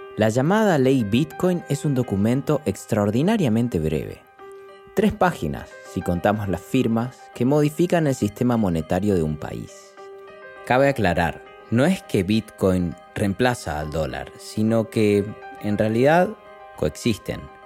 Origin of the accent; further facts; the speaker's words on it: Argentina; del país donde nací. En Argentina